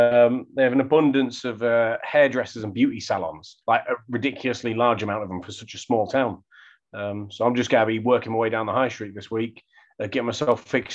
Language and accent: English; Scotland, United Kingdom; moved away; Now I'm Scottish.